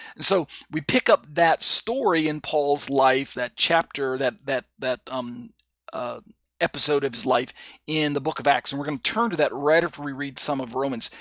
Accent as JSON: {"language": "English", "country": "United States", "tie": "born or raised there", "moved": "as an adult", "lives_now": "South Korea", "said": "I was born and raised in the United States"}